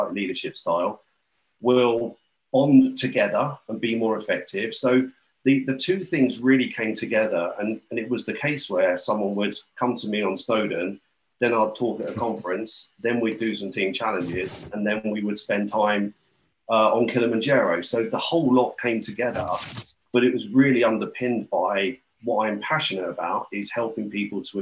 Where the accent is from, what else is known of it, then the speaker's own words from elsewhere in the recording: St Albans, East of England, United Kingdom; moved away as an adult; now in Anglesey, United Kingdom; I'm currently on Anglesey, but I'm from St. Albans, so sort of North London home counties.